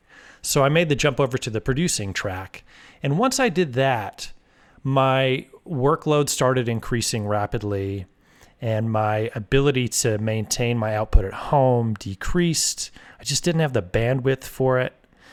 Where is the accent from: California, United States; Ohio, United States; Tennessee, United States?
California, United States; born there; And then my dad, he was a DJ when I was born in the Bay Area.